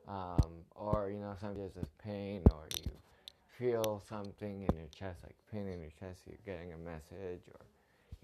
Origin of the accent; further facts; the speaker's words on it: Toronto, Ontario, Canada; I'm from Toronto, Canada